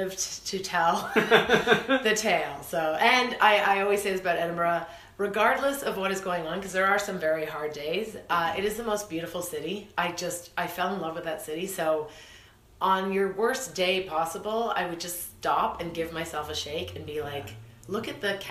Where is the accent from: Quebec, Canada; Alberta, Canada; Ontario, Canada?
Ontario, Canada; Kitchener; moved away as an adult; also born or lived in Toronto; I moved from Kitchener-Waterloo area when I was 19. I moved to Toronto